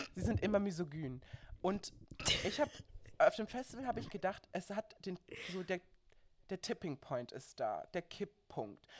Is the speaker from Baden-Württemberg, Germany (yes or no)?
yes; Baden-Württemberg, Germany; now in Berlin, Germany; ich bin aus Baden-Württemberg